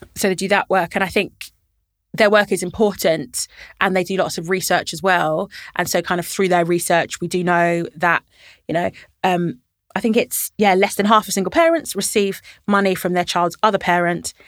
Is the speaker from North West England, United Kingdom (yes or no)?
no; London, United Kingdom; also born or lived in Birmingham; I grew up in Camden, so I've lived in Camden my whole life